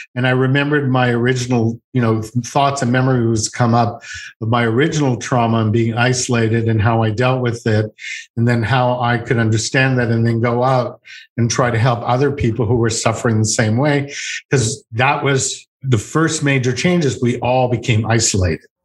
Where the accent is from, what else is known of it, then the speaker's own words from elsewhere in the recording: Montreal, Quebec, Canada; I'm from Montreal